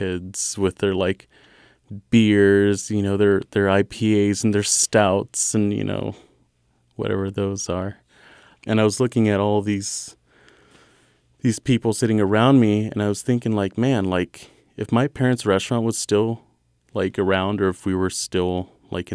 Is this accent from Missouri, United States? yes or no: yes; Kansas City, Missouri, United States; I was raised in the West Side